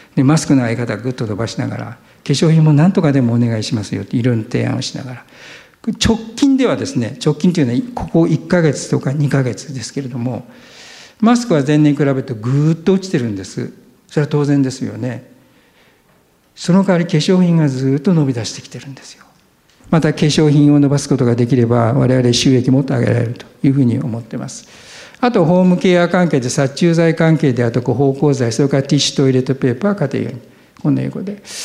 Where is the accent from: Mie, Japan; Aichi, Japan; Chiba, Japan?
Aichi, Japan; 私は愛知県でした。